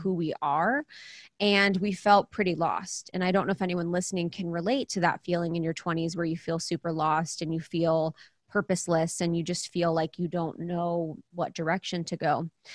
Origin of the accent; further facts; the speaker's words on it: Ohio, United States; moved away; I am someone that is a spiritual seeker. I grew up in Ohio, really small town